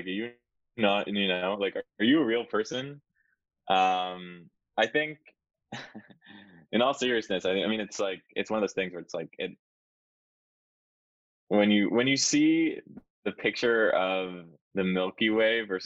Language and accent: English; Canada; as a Canadian